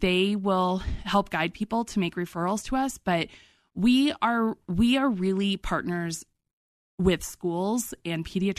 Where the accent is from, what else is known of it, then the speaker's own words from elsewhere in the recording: Colorado, United States; but we are from Colorado, so we know.